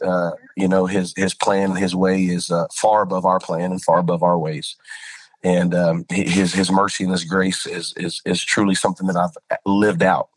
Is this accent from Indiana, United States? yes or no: no; Spring Lake, North Carolina, United States; also born or lived in Lumberton, North Carolina; I was raised in a little small town called Spring Lake, and it's right outside of Fort Bragg area